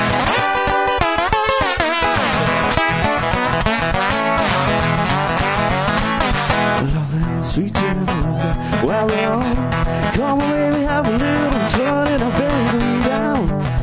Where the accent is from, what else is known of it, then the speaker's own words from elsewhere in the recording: Ontario, Canada; moved away; I'm not from here originally. I'm from Ontario, and I go home